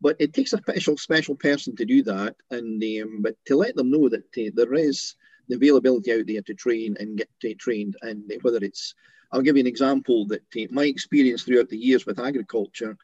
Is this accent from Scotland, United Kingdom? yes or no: yes; Scotland, United Kingdom; we're both from Scotland